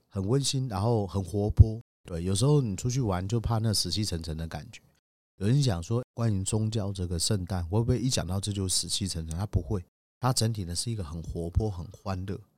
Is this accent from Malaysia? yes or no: no; Taiwan; 我们其实台湾人